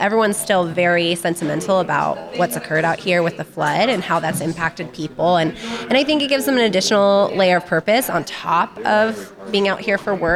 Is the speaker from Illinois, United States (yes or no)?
no; Ferndale, Washington, United States; I'm from Ferndale